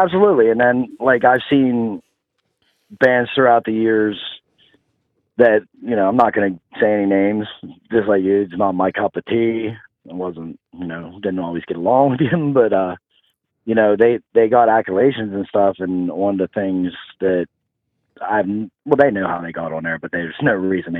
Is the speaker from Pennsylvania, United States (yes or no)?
yes; Pennsylvania, United States